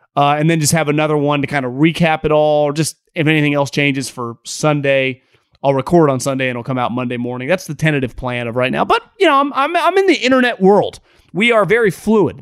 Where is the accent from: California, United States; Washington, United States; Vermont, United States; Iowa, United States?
California, United States; Northern; moved away as an adult; also born or lived in Philadelphia; I'm born and raised in Northern California